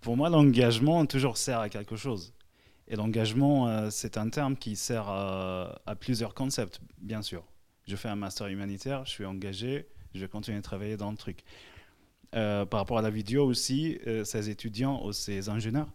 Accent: Syria; now in Lyon, France; J'ai grandi en Syrie

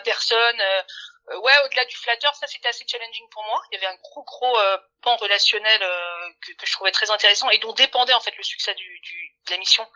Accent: Paris, Île-de-France, France; j'avais jamais quitté Paris. Je suis parisienne. Hein, mmh je suis née, grande ici.

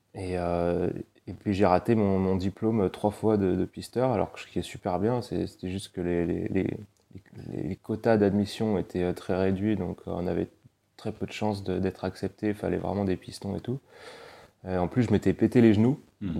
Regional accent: Paris, Île-de-France, France; moved away; j'ai grandi à Paris et mes deux parents sont niçois

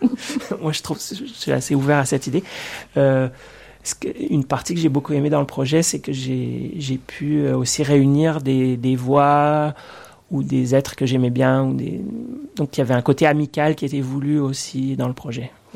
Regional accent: Orléans, Centre-Val de Loire, France; moved away as an adult; now in Quebec, Canada; je viens d'Orléans, en fait, euh, pas de l'île d'Orléans, mais bien de la ville d'Orléans

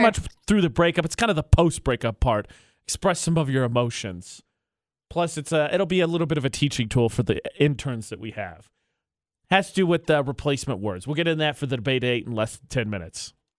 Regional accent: Lafayette, Indiana, United States; moved away; I grew up in Lafayette, Indiana

